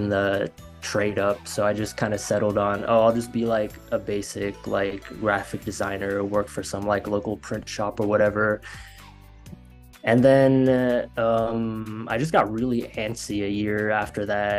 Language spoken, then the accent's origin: English; Florida, United States; moved away as an adult; now in Los Angeles, United States; I'm from Florida. And I graduated high school back in 2016.